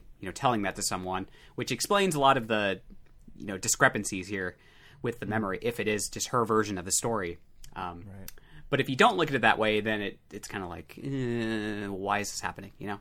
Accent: Illinois, United States; I grew up in Illinois and, like, in the middle of cornfields

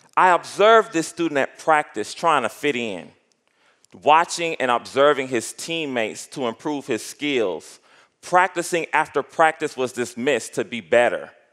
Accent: Miami, Florida, United States; moved away; Growing up in Miami, Florida, I had dreams, aspirations, and ideas

